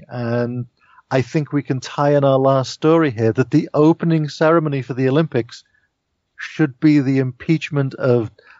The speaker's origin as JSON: {"language": "English", "country": "United Kingdom", "said": "being British"}